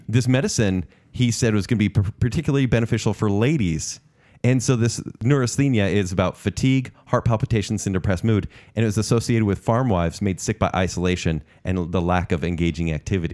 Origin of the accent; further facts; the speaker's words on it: United States; I'm American